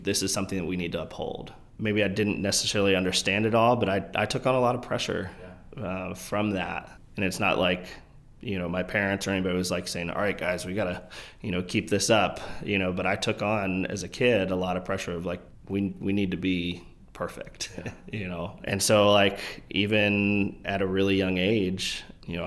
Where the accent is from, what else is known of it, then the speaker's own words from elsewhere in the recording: Bel Air, Maryland, United States; Grew up north of Baltimore in Harford County, Bel Air, Maryland. Born and raised there my whole life